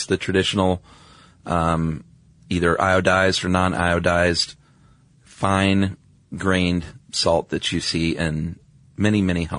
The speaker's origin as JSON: {"language": "English", "region": "the South", "country": "United States", "said": "I'm from the South."}